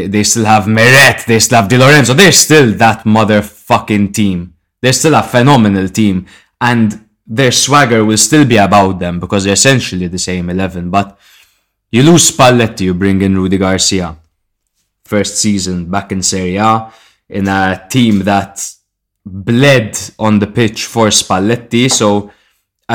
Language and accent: English; Malta; We are from Malta